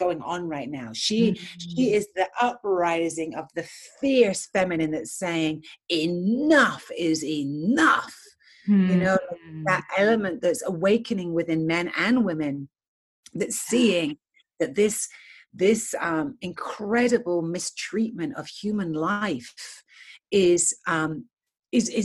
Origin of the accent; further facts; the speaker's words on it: England, United Kingdom; moved away as an adult; now in United States; I'm born and raised in England